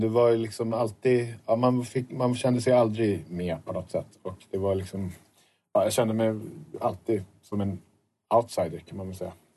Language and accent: Swedish; suburb of Stockholm, Stockholm County, Sweden; jag bor i, utanför Stockholm i en förort som jag kommer ifrån.